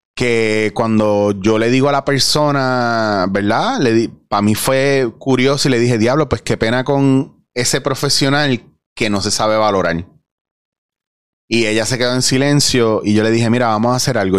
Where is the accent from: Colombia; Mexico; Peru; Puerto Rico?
Puerto Rico; somos los puertorriqueños